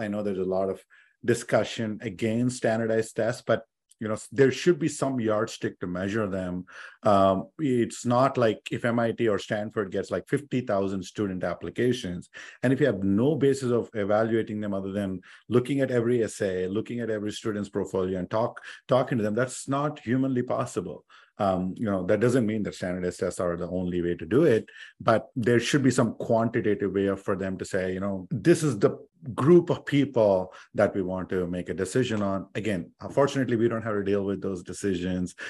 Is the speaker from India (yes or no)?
yes; India; English is a second language; moved away as an adult; I came from India